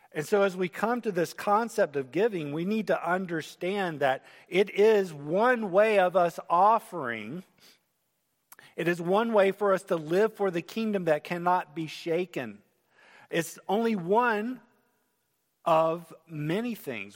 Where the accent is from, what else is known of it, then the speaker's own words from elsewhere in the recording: United States; as Americans